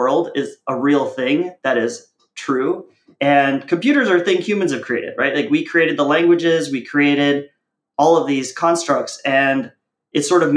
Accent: United States; also born or lived in India / Kuwait; when I was four, we came to America

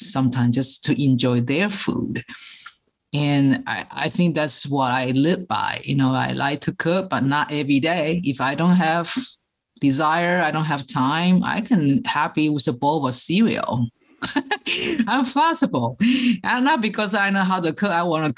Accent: Taiwan; moved away; I'm original from Taiwan, and my parents, we cook all the traditional Chinese way

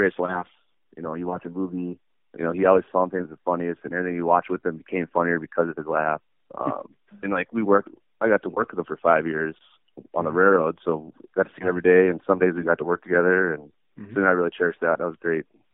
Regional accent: Minot, North Dakota, United States; also born or lived in Williston, North Dakota; I was born in Williston, but grew up in Minot.

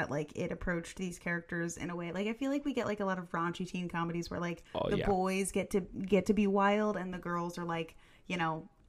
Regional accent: Germany; moved away; I grew up in Germany

